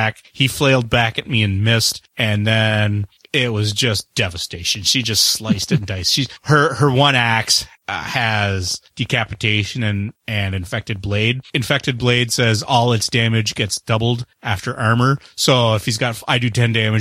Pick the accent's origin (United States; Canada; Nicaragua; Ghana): Canada; I'm the Canadian.